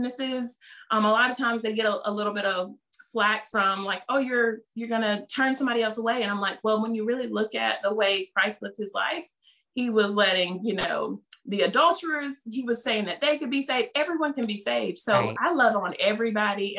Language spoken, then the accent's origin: English; the South, United States; accent: Southern; they hear from my accent, you're just this, you know, Southern Belle.